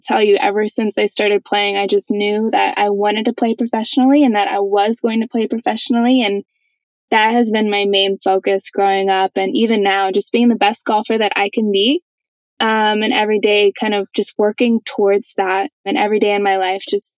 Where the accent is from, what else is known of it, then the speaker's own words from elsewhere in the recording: Phoenix, Arizona, United States; also born or lived in North Carolina; grew up in Phoenix, Arizona, born and raised